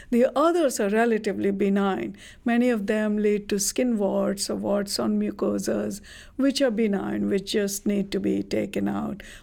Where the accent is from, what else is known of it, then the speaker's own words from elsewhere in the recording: India; moved away; I come from India